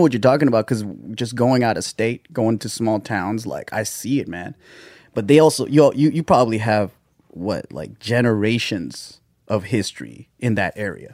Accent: Gardena, California, United States; it's a little city called Gardena.

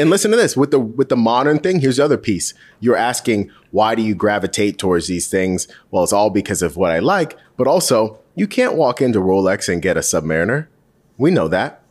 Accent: Charlotte, North Carolina, United States; I grew up in Charlotte

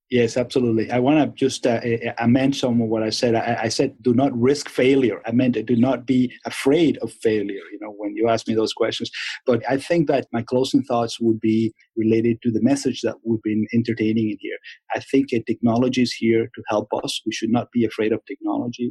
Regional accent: Venezuela; moved away; I'm from Venezuela

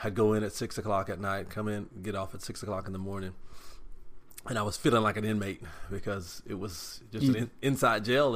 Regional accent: Tyler, Texas, United States; I'm from Tyler and I grew up in Tyler

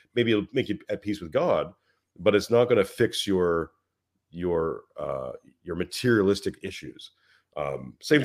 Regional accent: Montreal, Quebec, Canada; moved away as an adult; now in Western Australia, Australia; I'm I'm from Canada, from Montreal, Canada, and my wife is Australian. We moved out to Australia

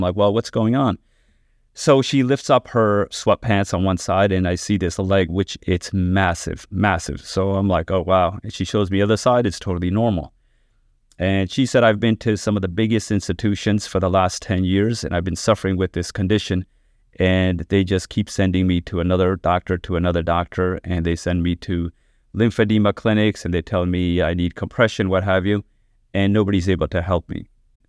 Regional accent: New York, United States; So I actually did my training out in Philadelphia, and then I'm originally from New York, so came out here, did a year of cardiac surgery

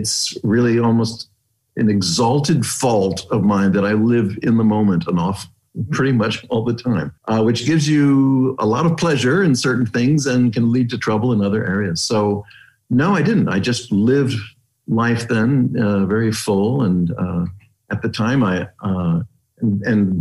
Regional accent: Arizona, United States; I went back to Arizona

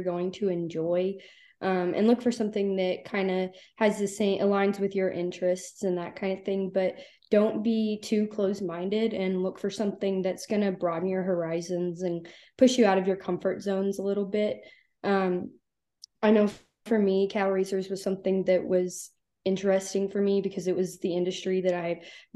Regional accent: Rising Star, Texas, United States; now in College Station, United States; I grew up in Rising Star, which is a really tiny town right where 36 and 183 meet

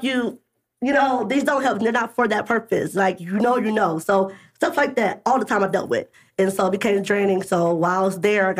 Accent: Springfield, Illinois, United States; when I grew up in Springfield, I was involved in the Springfield Urban League program.

